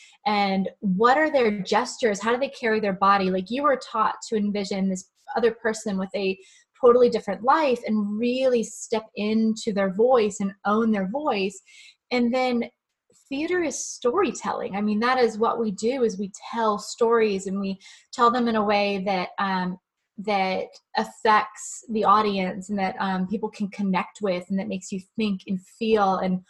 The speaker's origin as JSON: {"language": "English", "region": "Maryland", "country": "United States", "tie": "born or raised there", "said": "I grew up in Maryland"}